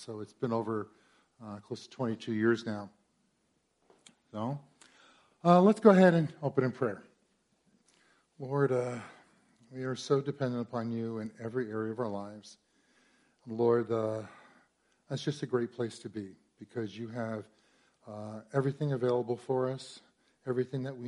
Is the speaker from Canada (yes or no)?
no; Warren, New Jersey, United States; moved away as an adult; I'm from here from Central Jersey. Grew up in Warren, back before it had fancy homes